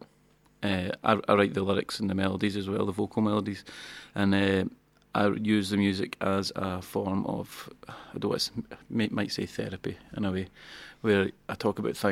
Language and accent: English; Banton, Scotland, United Kingdom; also born or lived in Kilsyth; I'm from Banton